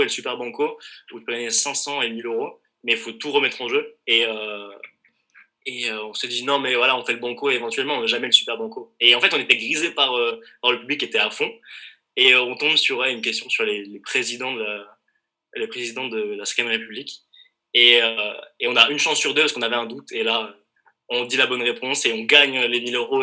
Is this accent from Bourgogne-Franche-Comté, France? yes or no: yes; Besançon, Bourgogne-Franche-Comté, France; c'est là d'où je viens